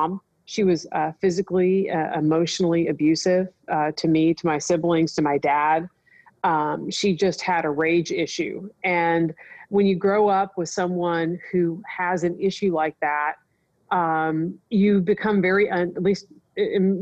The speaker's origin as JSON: {"language": "English", "region": "Nebraska", "country": "United States", "tie": "born or raised there", "moved": "yes", "said": "I grew up in Nebraska."}